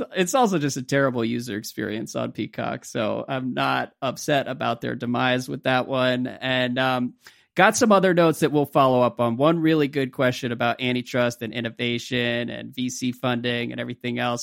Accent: United States; as an American, an American sports fan

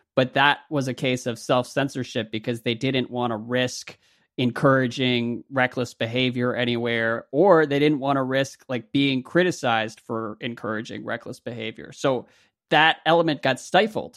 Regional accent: United States; as an American

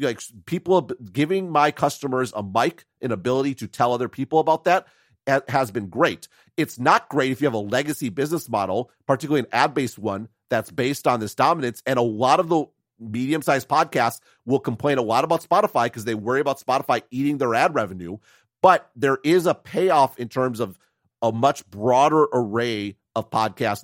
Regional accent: United States; as an American

